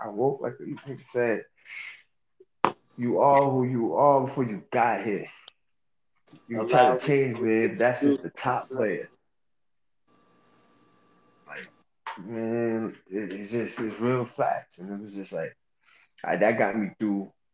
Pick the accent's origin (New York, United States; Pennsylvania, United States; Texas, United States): New York, United States; moved away; growing up in New York